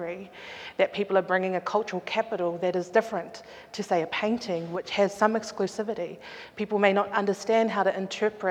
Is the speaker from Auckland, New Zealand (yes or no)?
yes; Auckland, New Zealand; I grew up in Auckland in the late 80s, 90s